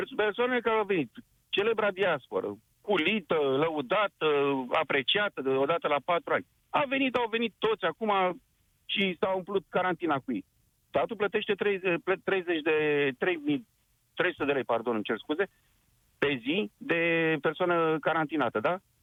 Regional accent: Constanța, Constanța County, Romania; sunt din Constanța

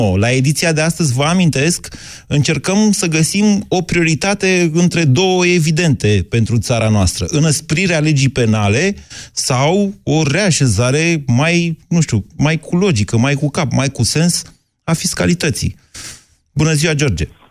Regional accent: Oltenia, Romania; sunt oltean

